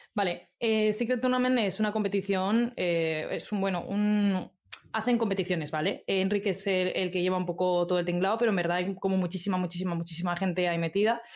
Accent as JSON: {"language": "Spanish", "area": "Albacete", "region": "Castilla-La Mancha", "country": "Spain", "also_born_or_lived": "Madrid", "moved": "as an adult", "lives_now": "Zaragoza, Spain", "said": "soy de un pueblecito súper chiquito de Albacete, pero cuando cumplí 18 me fui a estudiar a Madrid"}